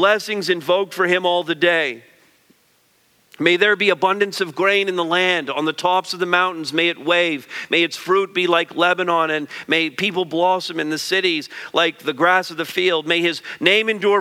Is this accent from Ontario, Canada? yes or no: no; Quebec, Canada; I grew up in Quebec